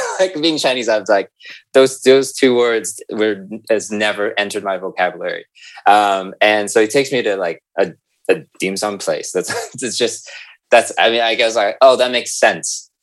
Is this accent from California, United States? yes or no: yes; San Francisco, California, United States; moved away as an adult; also born or lived in Hong Kong; now in Amsterdam, Netherlands; I'm originally from the Bay Area, San Francisco